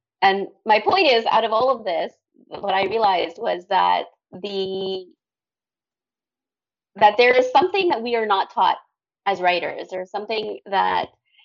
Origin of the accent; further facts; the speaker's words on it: Canada; moved away as an adult; also born or lived in Dubai, UAE / Thailand; I'm Canadian originally, but I lived abroad for 21 years.